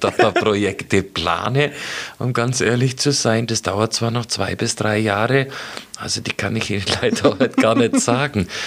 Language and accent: German; Augsburg, Bavaria, Germany; ich bin Augsburger durch und durch, seit ich hier geboren wurde